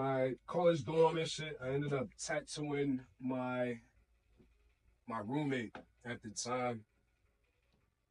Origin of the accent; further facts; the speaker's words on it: Boston, Massachusetts, United States; I was born and raised in Boston